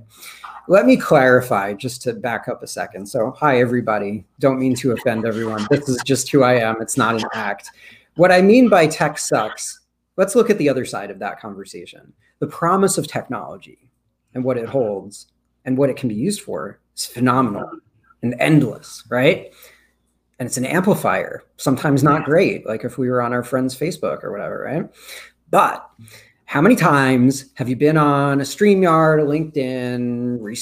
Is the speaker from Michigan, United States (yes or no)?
no; Rockland County, New York, United States; also born or lived in Brooklyn, New York; I actually grew up in Rockland County